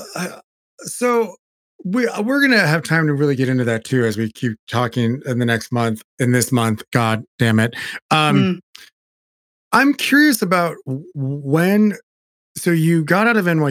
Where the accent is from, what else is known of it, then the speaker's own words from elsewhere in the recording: California, United States; I grew up in California